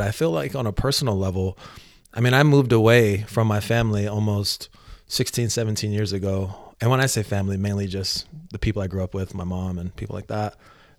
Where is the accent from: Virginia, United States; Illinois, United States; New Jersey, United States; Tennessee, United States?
Virginia, United States; also born or lived in Los Angeles / Atlanta; Yeah, so I like to tell people I was born in Los Angeles, raised in Atlanta, Georgia, and grew up in Northern Virginia, right outside of DC.